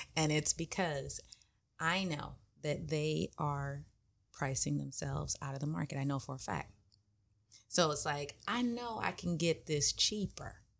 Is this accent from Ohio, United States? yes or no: no; Inglewood, California, United States; I grew up in Inglewood